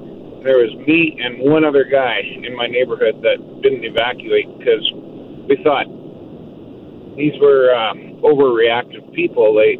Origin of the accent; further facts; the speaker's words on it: Saskatchewan, Canada; also born or lived in Florida; now in Calgary, Canada; I'm from Saskatchewan originally, and I had been through 3 tornado near misses, so I thought that was cool. But then I moved to Florida for a short time